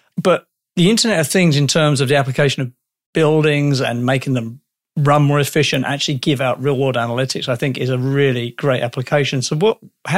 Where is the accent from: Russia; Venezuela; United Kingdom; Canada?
United Kingdom; I'm British